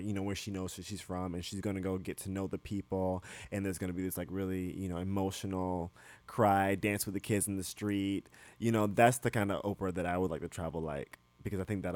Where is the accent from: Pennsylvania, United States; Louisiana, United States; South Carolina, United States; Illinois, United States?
South Carolina, United States; Barnwell; I'm from Barnwell, South Carolina